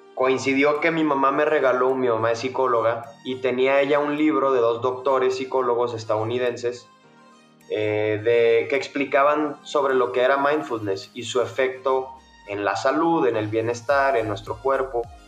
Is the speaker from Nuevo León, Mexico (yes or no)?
yes; Monterrey, Nuevo León, Mexico; accent: Mexican; moved away as an adult; now in Mexico City, Mexico; yo soy de Monterrey, una ciudad al norte de México, pero desde hace dos años vivo en la Ciudad de México por cuestiones de trabajo